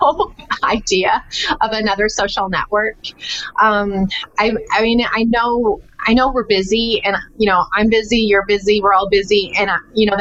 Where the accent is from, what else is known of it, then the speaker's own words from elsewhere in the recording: Texas, United States; I'm a Texan.